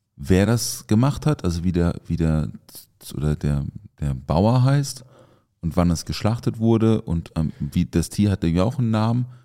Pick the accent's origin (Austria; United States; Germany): Germany; the South, Southern Germany; now in Mannheim, Germany; bei uns im Süden